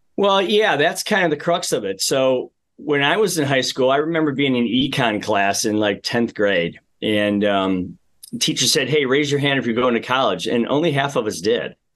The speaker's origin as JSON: {"language": "English", "town": "Amherst", "region": "Ohio", "country": "United States", "tie": "born or raised there", "said": "I grew up in the Midwest. I'm one of, uh, five boys in our family, lived in a very small house in Amherst, Ohio for a while"}